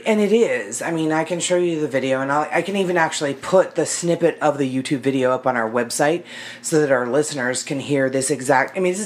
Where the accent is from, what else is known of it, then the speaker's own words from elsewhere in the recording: United States; I'm American.